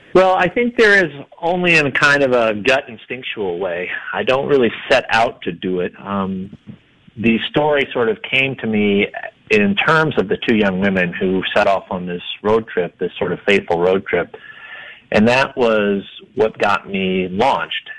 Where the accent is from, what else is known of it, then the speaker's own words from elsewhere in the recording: Iowa, United States; now in Denver, United States; I'm from Iowa